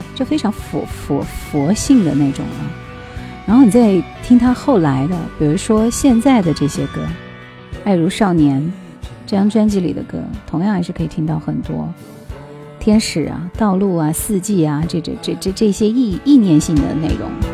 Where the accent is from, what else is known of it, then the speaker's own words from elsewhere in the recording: Gansu, China; 这就是我们甘肃那边